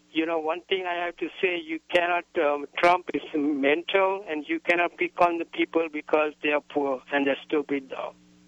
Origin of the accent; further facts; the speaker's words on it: Sri Lanka; now in New Mexico, United States; I'm a U.S. citizen from Sri Lanka